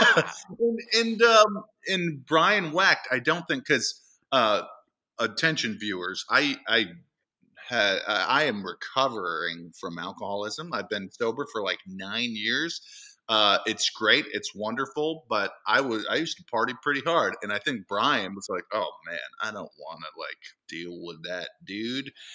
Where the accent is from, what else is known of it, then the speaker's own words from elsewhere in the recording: East Templeton, Massachusetts, United States; I grew up in central Massachusetts